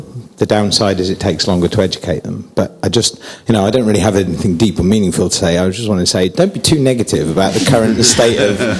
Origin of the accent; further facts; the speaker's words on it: United Kingdom; also born or lived in United States / China; I'm a Brit, as you can probably tell, and I've worked and lived in America for a couple of years previously, but now I'm in Britain.